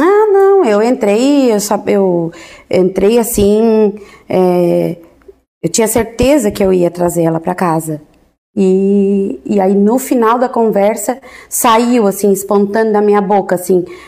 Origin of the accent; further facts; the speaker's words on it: Orleans, Santa Catarina, Brazil; also born or lived in Florianópolis / Imbituba; eu entrei aqui na quinta série